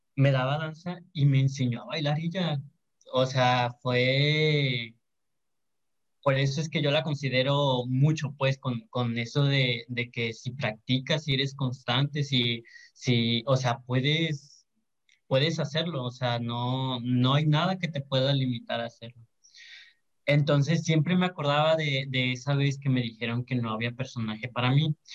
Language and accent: Spanish; Santiago, Mexico; yo soy de, de, Santiago, soy de Santiago, de un rancho de Santiago, de hecho, se llama Villa Juárez. Allá estudié la primaria y la secundaria